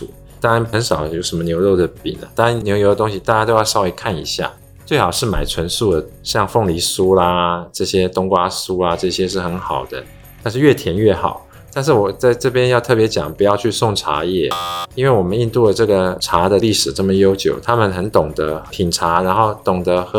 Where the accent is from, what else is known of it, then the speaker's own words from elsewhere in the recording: Taiwan; 对对对，然后我们台湾人去那边做饮食的时候，也要适应他们那边习惯啦。